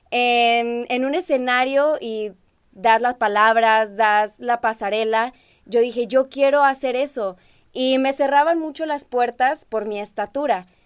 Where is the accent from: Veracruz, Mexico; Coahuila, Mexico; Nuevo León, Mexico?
Nuevo León, Mexico; Monterrey; Yo soy regia. Siempre digo que soy regia, pero tengo mis raíces chilangas.